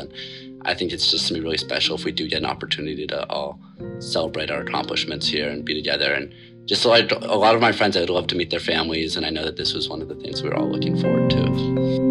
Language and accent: English; Portland, Oregon, United States; I'm from Portland, Oregon